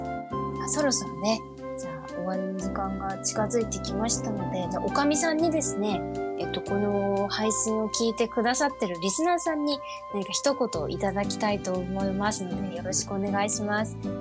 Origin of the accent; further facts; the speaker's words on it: Kanagawa, Japan; also born or lived in Saitama; now in Tokyo, Japan; 神奈川県で育ったまあなんか埼玉と神奈川中行ったり来たりはしてる